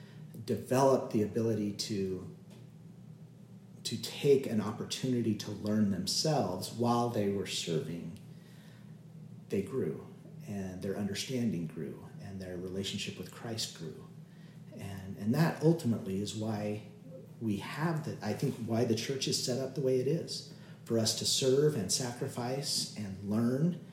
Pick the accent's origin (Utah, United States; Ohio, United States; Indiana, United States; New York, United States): Utah, United States; a lot of us that have been born and raised in Utah